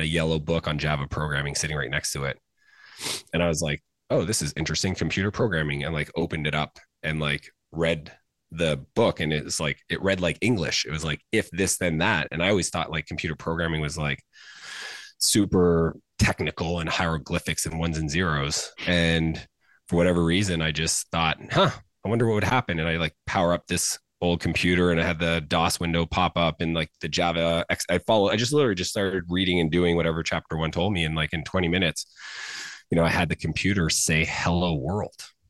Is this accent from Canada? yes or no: yes; Canada; I grew up in Canada.